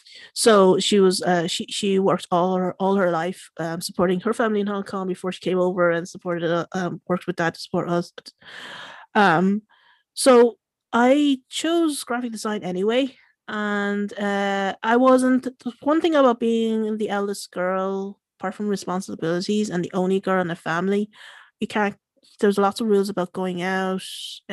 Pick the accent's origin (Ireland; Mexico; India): Ireland; Being Irish, I think I just, being able to go out in a social setting and just having a good laugh in a pub.